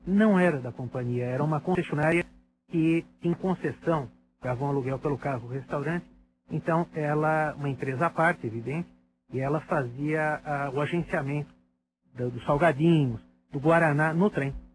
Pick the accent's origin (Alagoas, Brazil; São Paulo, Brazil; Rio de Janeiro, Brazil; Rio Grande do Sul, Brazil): São Paulo, Brazil; Paulista, paulistano, mas com o coração no interior